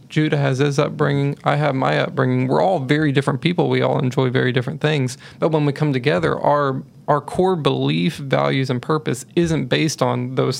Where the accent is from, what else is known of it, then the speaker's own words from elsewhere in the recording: Texas, United States; I grew up, I grew up in Texas.